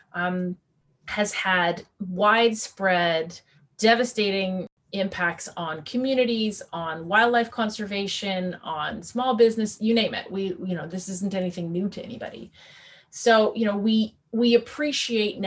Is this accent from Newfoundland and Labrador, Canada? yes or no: yes; Newfoundland and Labrador, Canada; moved away; I'm a Newfoundlander. I will always be a Newfoundlander. And I grew up at a young age in a place where tourism was a primary sort of, you know, economic tool.